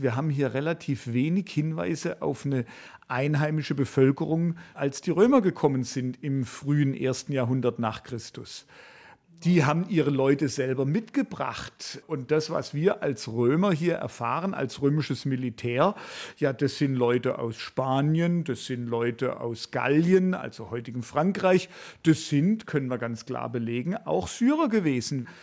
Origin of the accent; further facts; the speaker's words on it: Swabia, Germany; accent: Swabian; ich habe einen schwäbischen Akzent